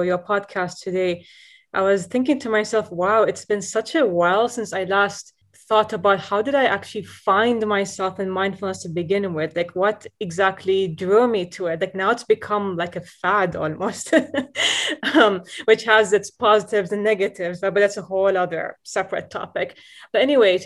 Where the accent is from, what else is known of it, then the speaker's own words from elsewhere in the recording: Dubai, United Arab Emirates; moved away as an adult; also born or lived in Boston; growing up in Dubai, so, you know, we're exposed to different kinds of media